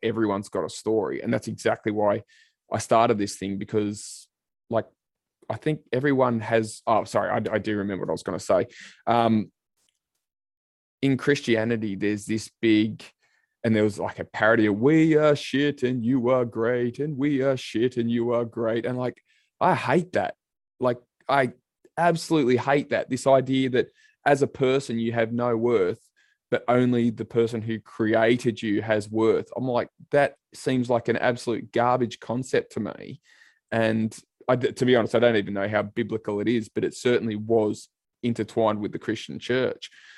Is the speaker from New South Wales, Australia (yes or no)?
yes; Sydney, New South Wales, Australia; I grew up in Western Sydney myself, out in Liverpool